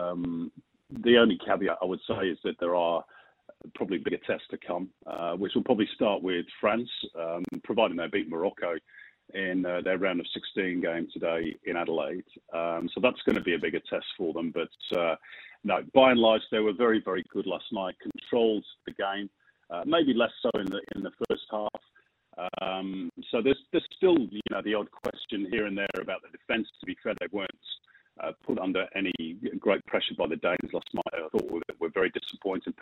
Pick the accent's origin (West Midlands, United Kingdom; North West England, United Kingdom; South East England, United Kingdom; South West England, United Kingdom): North West England, United Kingdom; Manchester; now in Australia; back in the day when I was a kid growing up in Manchester in Northern England